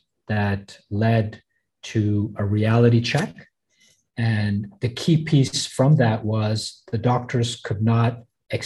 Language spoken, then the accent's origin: English; Belgium; also born or lived in Africa / Canada / United States; now in Hong Kong; I'm born in Africa. I was raised in Belgium, finished my schooling in Canada, university in the US. I moved to Hong Kong in 1992.